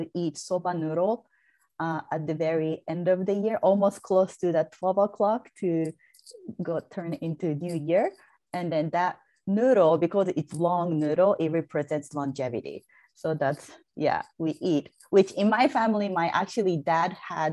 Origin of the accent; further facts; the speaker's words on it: Japan; moved away as an adult; now in United States; I am originally from Japan